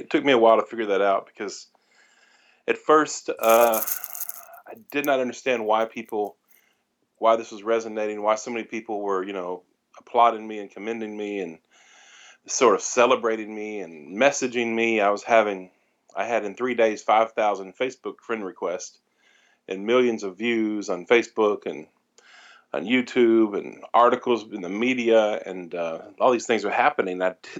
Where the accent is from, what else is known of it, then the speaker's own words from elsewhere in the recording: the South, United States; accent: Southern; to do a heavy, strong Southern accent because that's kind of the way I used to talk. And I lost my accent because I was bullied in college